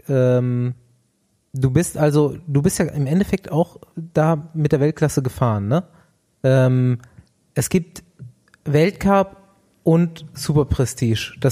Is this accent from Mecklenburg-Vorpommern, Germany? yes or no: yes; Rostock, Mecklenburg-Vorpommern, Germany; also born or lived in Potsdam; now in Berlin, Germany; Ich bin ja, wie gesagt, im Osten aufgewachsen, im schönen Mecklenburg-Vorpommern